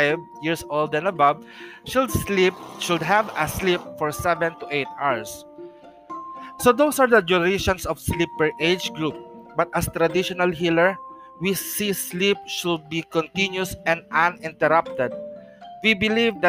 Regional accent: Philippines; As a Filipino traditional healer practicing Hilot

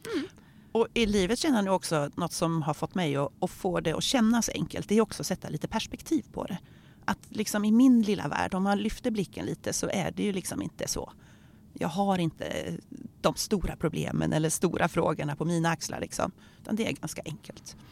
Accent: Örkelljunga, Skåne, Sweden; now in Örebro, Sweden; Jag är uppvuxen i Örkelljunga där jag lärde känna Ingmarie

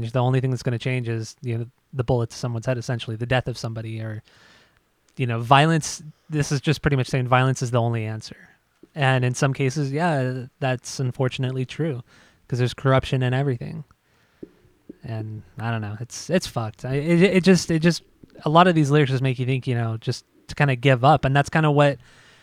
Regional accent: Southern California, United States; growing up in Southern California

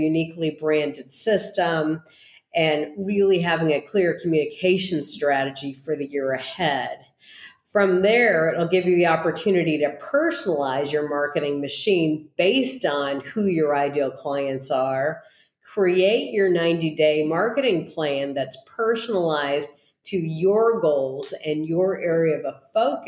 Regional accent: East Bay, San Francisco Bay Area, California, United States; I hail from the East Bay and the San Francisco Bay Area

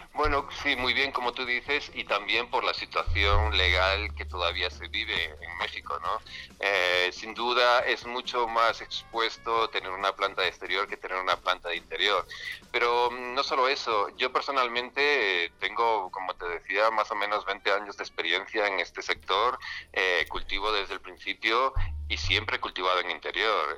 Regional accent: Spain; nosotros somos de España

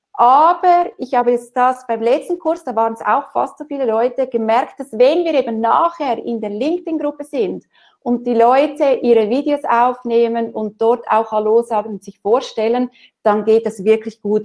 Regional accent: Switzerland; bei uns in der Schweiz

